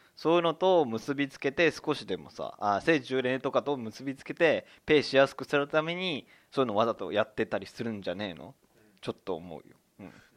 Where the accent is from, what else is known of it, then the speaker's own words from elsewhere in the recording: Higashimurayama, Tokyo, Japan; 東村山出身でございます